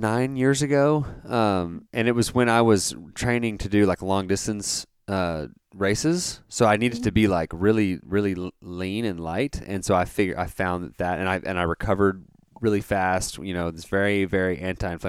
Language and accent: English; Dallas, Texas, United States; I grew up in that area, in the Dallas area